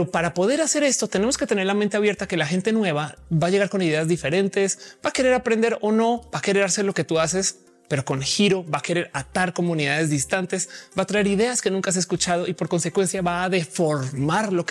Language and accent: Spanish; Colombia; born there; also born or lived in Mexico; Y mucha gente no sabe que yo nací en Colombia, pero hey, soy tan colombiana como soy mexicana o las dos o ninguna